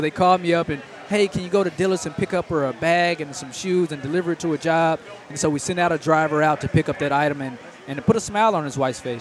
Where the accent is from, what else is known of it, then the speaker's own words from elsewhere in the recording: Dallas, Texas, United States; I'm originally from Dallas, Texas